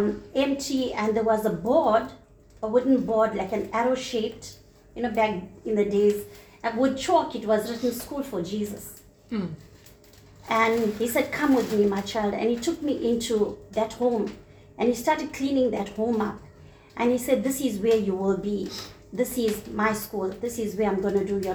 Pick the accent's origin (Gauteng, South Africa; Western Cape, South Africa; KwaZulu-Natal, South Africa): KwaZulu-Natal, South Africa; Sezela, South Coast; moved away; also born or lived in Phoenix, Durban; he moved me out from my hometown, Sizela, on the south coast, into Phoenix.